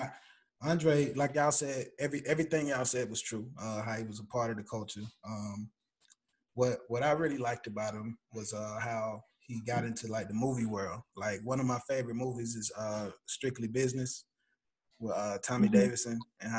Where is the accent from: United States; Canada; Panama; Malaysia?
Panama; moved away; I was born in Panama, so I do have an island side to me.